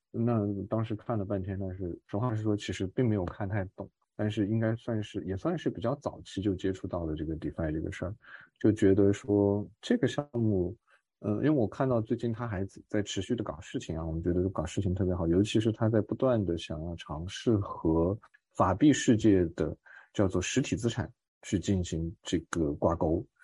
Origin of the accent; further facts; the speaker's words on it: China; 我是来自于中国